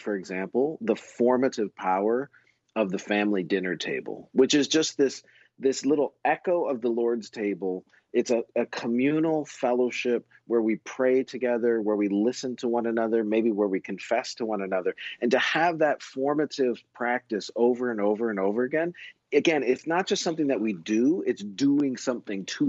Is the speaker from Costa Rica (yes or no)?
no; Canada; I grew up in Canada